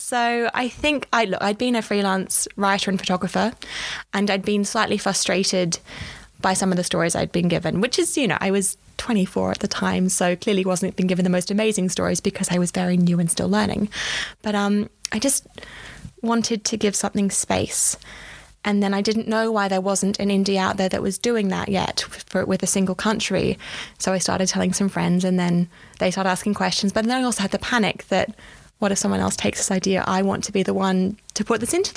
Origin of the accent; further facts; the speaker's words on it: Australia; moved away as an adult; now in London, United Kingdom; I am an Australian. I came to London nearly 8 years ago because for me, you know, having done a journalism degree back home